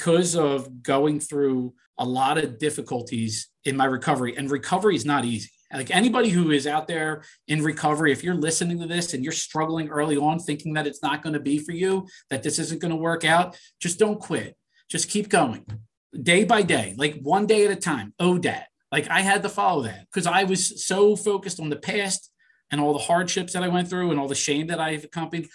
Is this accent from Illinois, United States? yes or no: no; Philadelphia, Pennsylvania, United States; I grew up in Northeast Philly